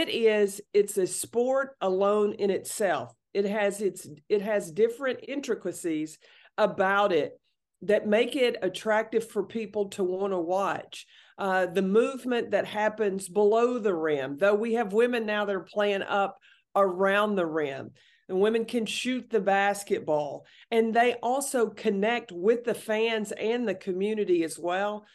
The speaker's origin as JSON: {"language": "English", "town": "Jefferson City", "region": "Tennessee", "country": "United States", "tie": "born or raised there", "said": "I'm from Jefferson City, Tennessee"}